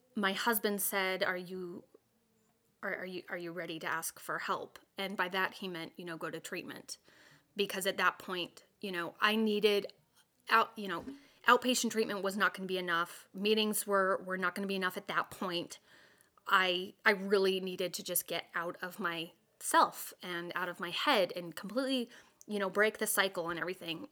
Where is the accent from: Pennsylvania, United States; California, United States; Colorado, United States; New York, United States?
Colorado, United States; I grew up in in Colorado.